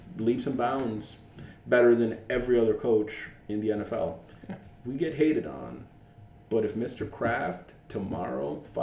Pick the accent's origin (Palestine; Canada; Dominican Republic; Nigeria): Dominican Republic; moved away; I am Dominican. I am originally from the Dominican Republic